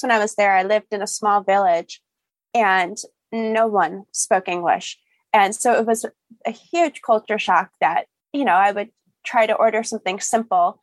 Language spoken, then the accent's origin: English; Grosse Pointe Woods, Michigan, United States; moved away as an adult; also born or lived in Detroit / Troy, Michigan / Amsterdam, Netherlands; now in Los Angeles, United States; I was born in Detroit, but I grew up in Grosse Pointe Woods.